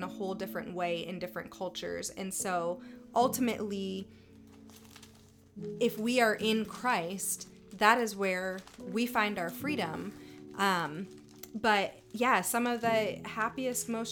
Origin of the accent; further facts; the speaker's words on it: Michigan, United States; now in Tulsa, United States; I grew up in Michigan